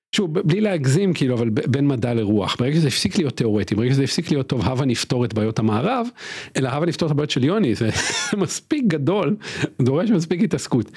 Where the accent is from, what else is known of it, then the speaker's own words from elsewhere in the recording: Israel; גדלתי בקיבוץ